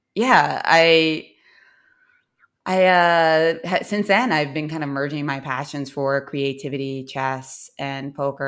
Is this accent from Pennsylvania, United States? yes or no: yes; Philadelphia, Pennsylvania, United States; I was born in Philadelphia